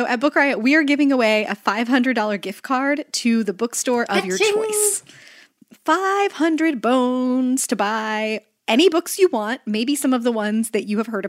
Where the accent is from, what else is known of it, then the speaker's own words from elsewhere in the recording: the South, United States; accent: Southern; And then I think I would have to like bring my full Southern accent back